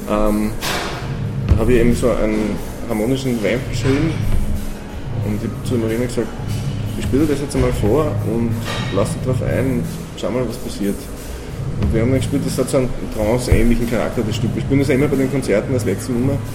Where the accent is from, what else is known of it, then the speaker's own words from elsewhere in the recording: Austria; first language German; die wir Österreicher Deutsche wahrscheinlich auch nicht so haben, weil das für uns eine Fremdsprache ist einfach.